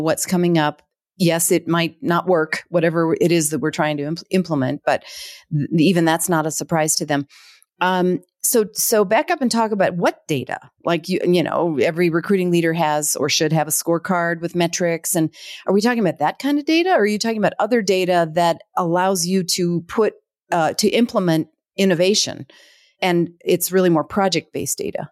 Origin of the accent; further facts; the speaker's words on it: Minneapolis, Minnesota, United States; I'm I'm from the Twin Cities originally